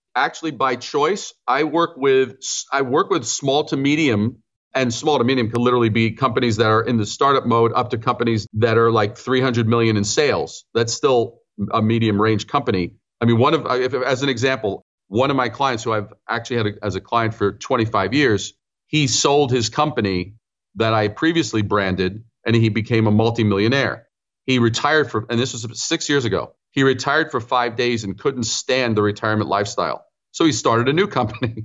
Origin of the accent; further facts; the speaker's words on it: New York City, New York, United States; also born or lived in Brooklyn / Long Island / Manhattan; I'm a native New Yorker, as you mentioned. So I was born in Brooklyn, raised in Queens